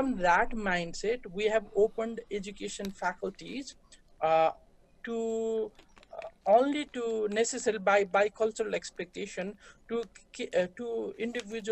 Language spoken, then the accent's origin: English; Nepal; moved away as an adult; now in United States; we grew up in Nepal